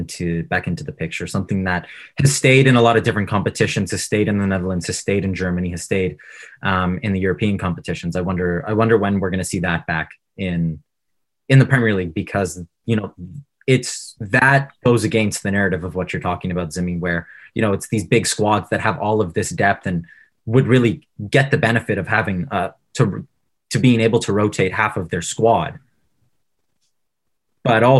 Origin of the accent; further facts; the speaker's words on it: Ontario, Canada; We're all from Ontario